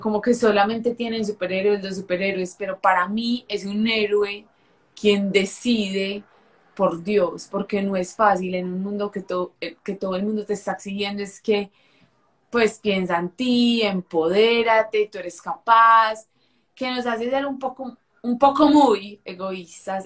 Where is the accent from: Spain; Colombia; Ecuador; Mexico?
Colombia; Medellín, Antioquia; soy de Medellín, de una ciudad de aquí de Colombia